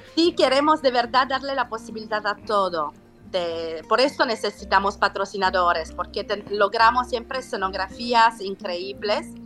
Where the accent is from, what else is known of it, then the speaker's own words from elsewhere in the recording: Salento, Apulia, Italy; Spanish is a second language; now in Mexico; yo sono salentina